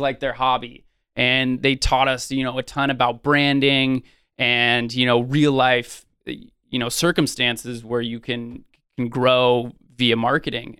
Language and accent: English; Sonoma County, Northern California, United States; born and raised in Northern California in Sonoma County